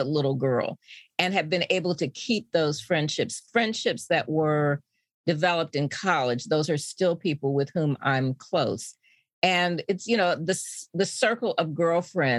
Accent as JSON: {"language": "English", "town": "Indianapolis", "region": "Indiana", "country": "United States", "tie": "born or raised there", "said": "I grew up in Indianapolis"}